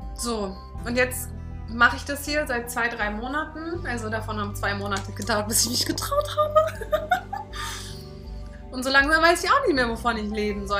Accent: Berlin, Germany; ich bin halt auch Berlinerin und ich bin hier auf der Straße groß geworden

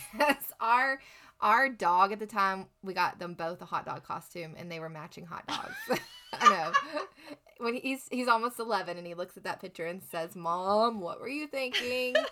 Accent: Lubbock, Texas, United States; moved away as an adult; growing up here, growing up in Texas, we, are always taught to give back

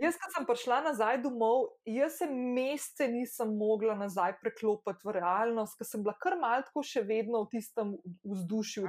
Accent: Slovenia; also born or lived in London; sem se preselila iz Slovenije, sicer za pol leta v London

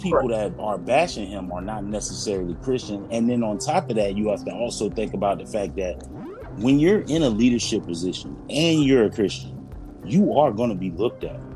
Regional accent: Florida, United States; I'm from Florida

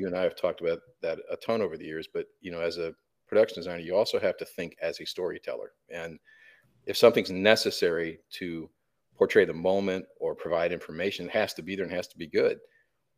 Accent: Flint, Michigan, United States; We grew up in Flint, Michigan

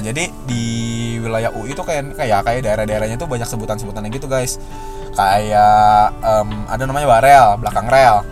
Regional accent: Bogor, West Java, Indonesia; gue dari Bogor

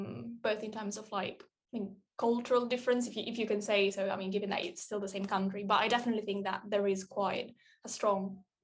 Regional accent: Trento, Trentino-Alto Adige, Italy; now in Cambridge, United Kingdom; I come from Italy. I'm from like a small city in the north called Trento.

